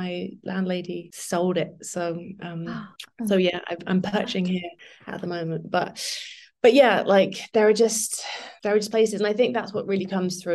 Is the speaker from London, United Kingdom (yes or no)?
yes; London, United Kingdom; now in Margate, United Kingdom; I didn't grow up here. I grew up in London, but we used to come here for holidays